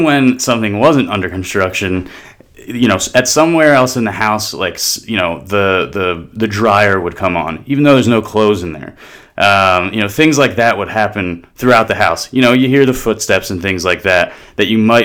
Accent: New Jersey, United States; moved away; I grew up in South Jersey

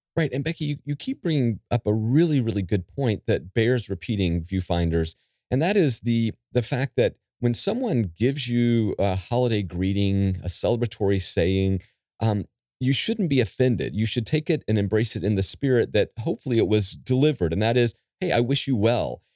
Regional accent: Calabash, North Carolina, United States; my hometown of Calabash. North Carolina

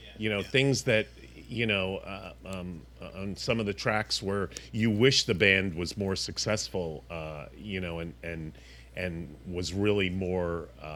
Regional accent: New York, United States; I grew up in New York

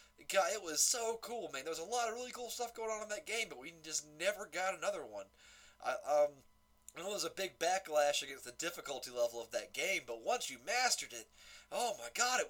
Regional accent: Effingham, Georgia, United States; And then me and Travis are from bumfuck Effingham.

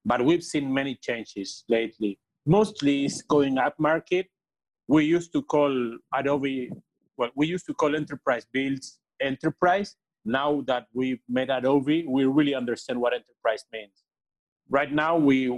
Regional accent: Argentina; I was born here in Argentina

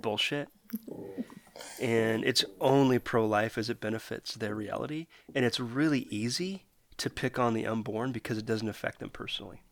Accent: Canada; I'm a Canadian

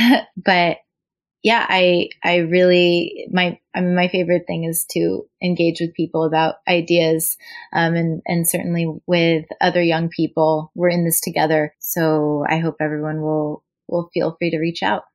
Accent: United States; also born or lived in New York; as an American Jew, um, and certainly as as a Jew of color

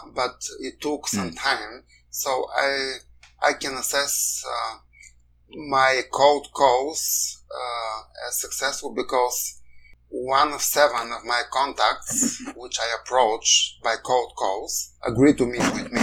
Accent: Bulgaria; moved away as an adult; now in Canada; my home country has very serious challenges in the rule of law, even as a member of the European Union and NATO.

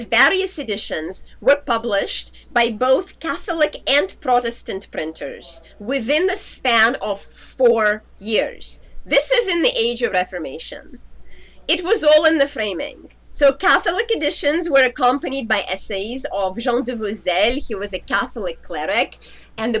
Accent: Tallinn, Harju County, Estonia; my hometown, in Tallinn, Estonia

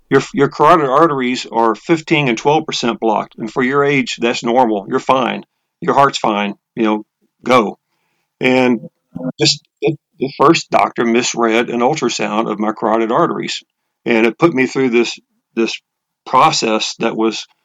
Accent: Texas, United States; now in Atlanta, United States; Well, as you said, I'm from I'm from Texas. I've been in Atlanta area for about 22 years

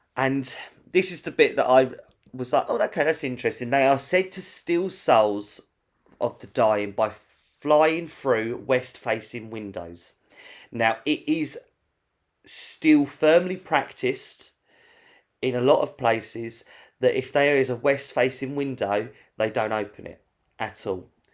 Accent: London, United Kingdom; we're from London

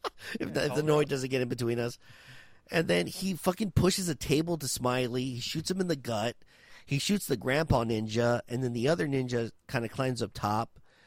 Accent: the South, United States; I'm from the South.

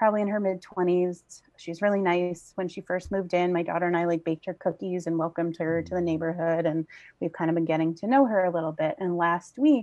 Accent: Long Island, New York, United States; I grew up on Long Island. I was born here in Setauket

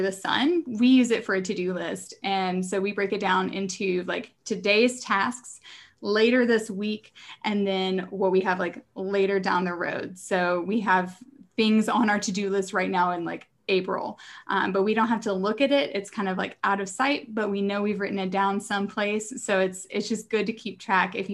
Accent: Arkansas, United States; also born or lived in Philadelphia; now in Austin, United States; I'm originally from Arkansas, and now living

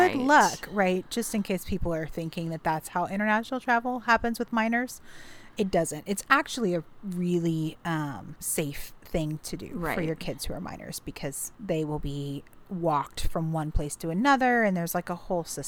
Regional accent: Mombasa, Mombasa County, Kenya; now in United States; I was born in Mombasa, Kenya. And that is where I was raised, was in Kenya

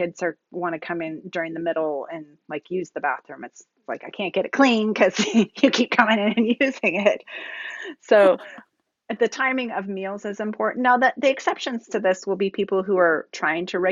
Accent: Seattle, Washington, United States; I'm from Seattle

